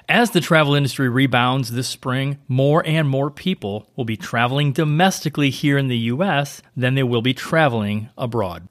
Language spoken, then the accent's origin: English; St. Louis, Missouri, United States; moved away; Saint Louis 'cause that's my hometown